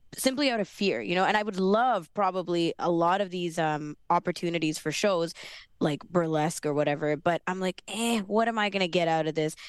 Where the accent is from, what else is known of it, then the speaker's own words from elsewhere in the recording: Sri Lanka; I'm Sri Lankan